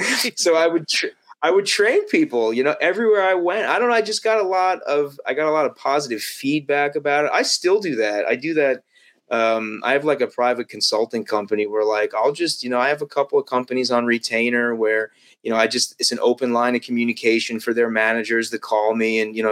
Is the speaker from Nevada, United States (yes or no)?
yes; Las Vegas, Nevada, United States; I mean, I was born in Vegas and lived in Vegas. That gambling's in my blood, man.